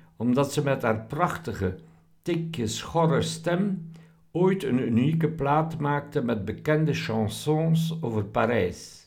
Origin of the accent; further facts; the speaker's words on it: Belgium; also born or lived in Ghent; ik ben een ingenieur van Belgische nationaliteit